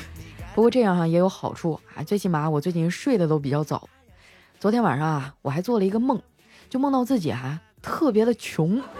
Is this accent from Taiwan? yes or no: no; Northeast China, China; now in Shanghai, China; 听说我老家东北那边啊都已经开始穿羽绒服了。